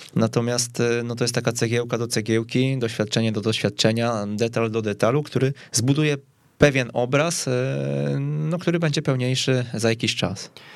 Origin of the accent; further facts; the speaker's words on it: Kępno, Greater Poland, Poland; pochodzę z Kępna